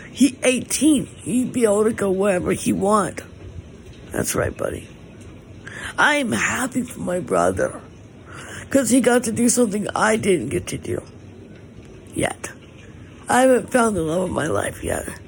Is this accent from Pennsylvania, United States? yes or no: no; Malibu, California, United States; I grew up here in Malibu, but I my family is originally from San Diego, but we moved to Malibu when I was like not even a day old.